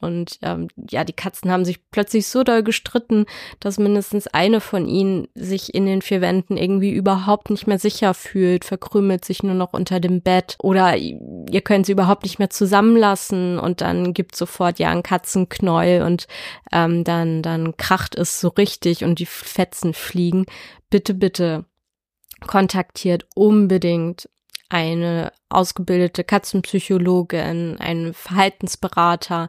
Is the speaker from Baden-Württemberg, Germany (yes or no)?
no; Dithmarschen, Schleswig-Holstein, Germany; Ich komme aus Dithmarschen und lebe hier mit meinem Freund